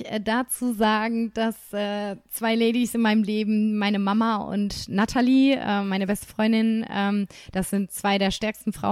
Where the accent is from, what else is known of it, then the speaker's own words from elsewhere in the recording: Nuremberg, Bavaria, Germany; Komme ich mal wieder in, in meine Heimat ja. zurück.